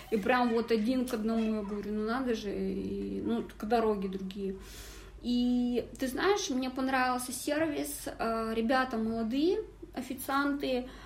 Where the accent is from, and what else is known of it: the Urals, Russia